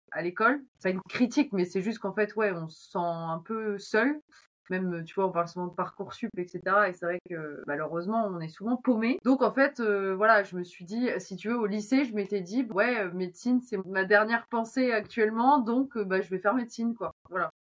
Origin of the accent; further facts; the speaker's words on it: Amiens, Hauts-de-France, France; moved away as an adult; also born or lived in Bordeaux / Angers; je suis d'ici, je suis de l'Oise, je suis né à Amiens